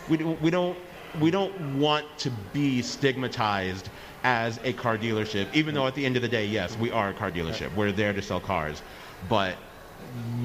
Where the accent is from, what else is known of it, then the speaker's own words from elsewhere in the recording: Las Vegas, Nevada, United States; being born and raised in Vegas